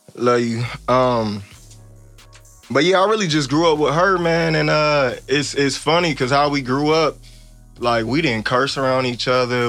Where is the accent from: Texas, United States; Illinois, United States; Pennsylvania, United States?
Illinois, United States; Evanston; now in Los Angeles, United States; I grew up on Fowler and Church